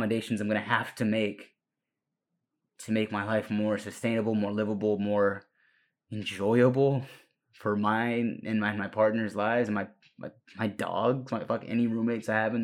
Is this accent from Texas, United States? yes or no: yes; Watauga, Texas, United States; first language Spanish; English is a second language; I'm from Watauga, Texas.